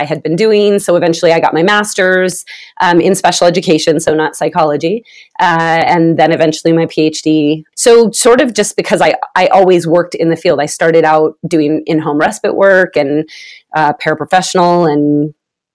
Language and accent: English; Vallejo, California, United States; now in Utah, United States; I'm originally from California, from the Bay Area. What's up, Vallejo? That's my people.